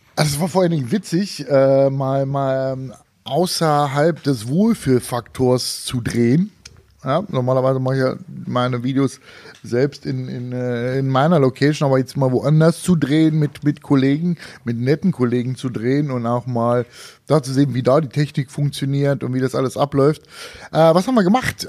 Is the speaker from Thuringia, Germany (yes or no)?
yes; Thuringia, Germany; ich bin Thüringer